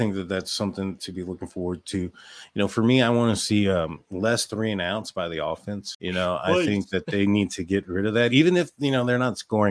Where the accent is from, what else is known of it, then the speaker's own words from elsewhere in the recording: Texas, United States; But, you know, as a Texan, I thought he kind of disappeared a little bit.